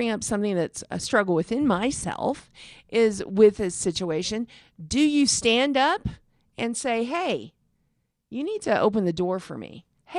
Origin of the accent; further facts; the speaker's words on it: Texas, United States; also born or lived in California; now in Colorado, United States; We moved here from California, but we're from Texas.